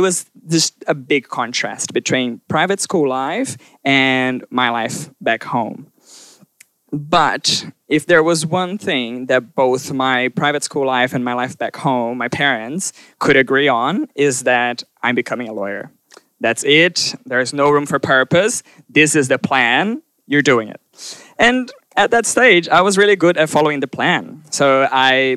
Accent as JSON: {"language": "English", "region": "southern Brazil", "country": "Brazil", "tie": "born or raised there", "moved": "yes", "said": "I was born in Brazil, and I was born in southern Brazil"}